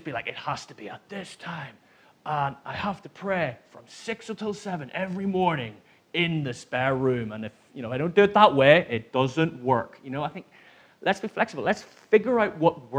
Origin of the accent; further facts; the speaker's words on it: Northern Ireland, United Kingdom; now in Manchester, United Kingdom; I grew up in Northern Ireland